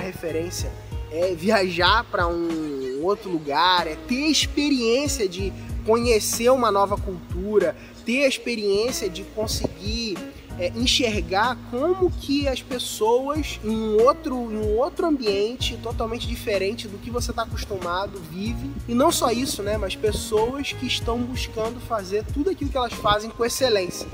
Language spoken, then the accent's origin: Portuguese; Rio de Janeiro, Brazil; no Rio de Janeiro, por exemplo, onde eu, de onde eu sou